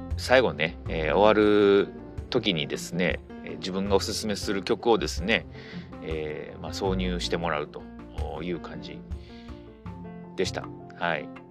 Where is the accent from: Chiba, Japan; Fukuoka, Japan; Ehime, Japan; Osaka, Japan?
Osaka, Japan; 私の地元はですね、えー、大阪